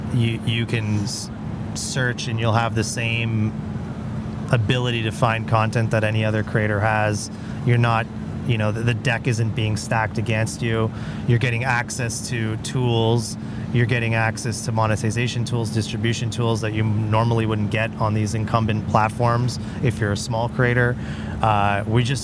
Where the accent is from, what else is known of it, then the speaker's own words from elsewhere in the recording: Canada; I'm a Canadian guy